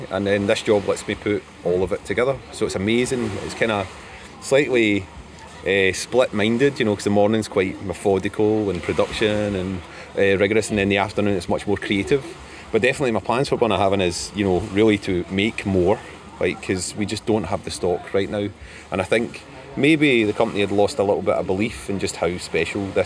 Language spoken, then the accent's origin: English; Pennsylvania, United States; I'm from Pennsylvania, United States.